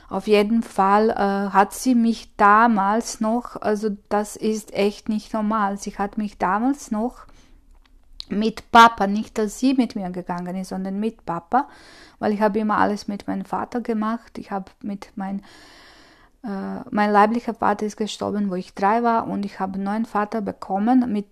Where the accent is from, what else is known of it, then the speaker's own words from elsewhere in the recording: Croatia; ich komme aus Kroatien und das, das, ich glaube, dass keine andere Freundin von mir das erlebt hat, was ich es erlebt habe.